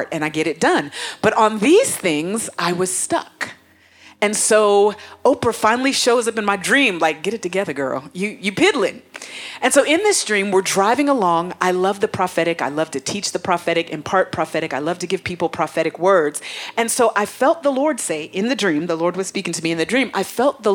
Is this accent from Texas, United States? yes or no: no; Atlanta, Georgia, United States; moved away as an adult; now in Africa; I was coming from Atlanta, my home, my old home, to Africa, my new home